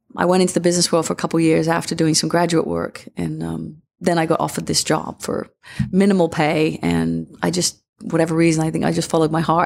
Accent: England, United Kingdom; moved away; yourself growing up in England

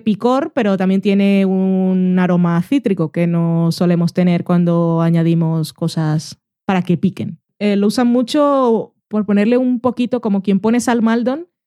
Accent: Barranquilla, Atlántico, Colombia; now in Spain; Yo nací en Barranquilla, país caribeño

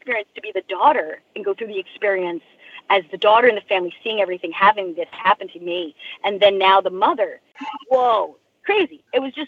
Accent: Long Island, New York, United States; I grew up in Long Island. I grew up like a couple of towns over

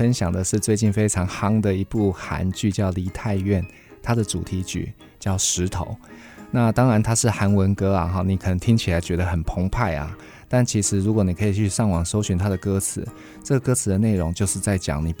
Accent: Yilan County, Taiwan; 哦、我是宜兰长大的，

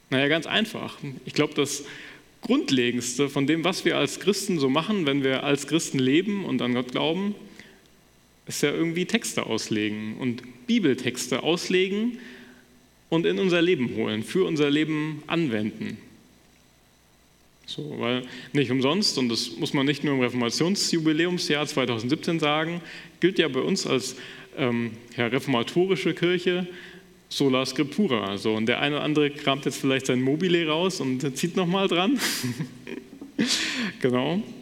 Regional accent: Wissenbach, Hesse, Germany; So in meiner Heimatgemeinde in Wissenbach wird das quasi noch gemacht

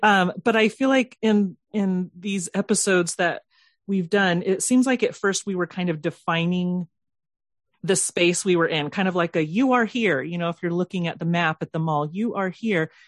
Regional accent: Southern California, United States; I, I grew up in Southern California

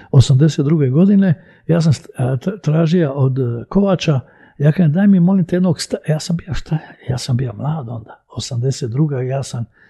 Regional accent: Split, Split-Dalmatia County, Croatia; also born or lived in Belgrade, Serbia; ja sam iz Jugoslavije.

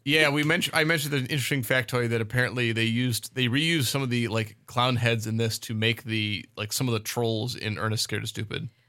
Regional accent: Birdemic's setting, California, United States; it took place, like, in my hometown

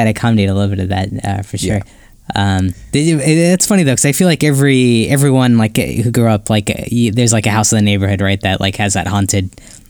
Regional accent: Ohio, United States; I remember a similar instance like growing up in Ohio where someone got shot for trespassing

